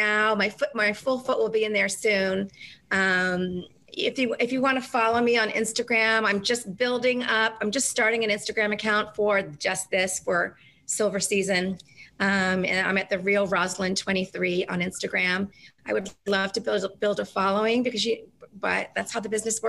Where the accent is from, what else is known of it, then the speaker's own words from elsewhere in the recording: New Zealand; moved away; I was from New Zealand